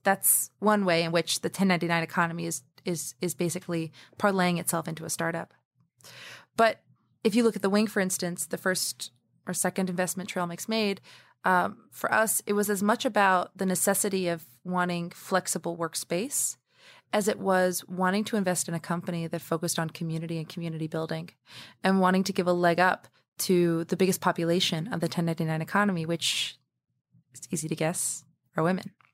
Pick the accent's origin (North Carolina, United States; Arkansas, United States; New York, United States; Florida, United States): New York, United States; New York City; I was born in Harlem, New York